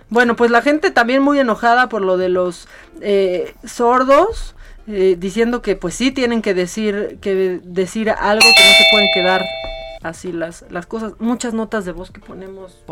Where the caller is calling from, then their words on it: Naucalpan, State of Mexico, Mexico; de Naucalpan.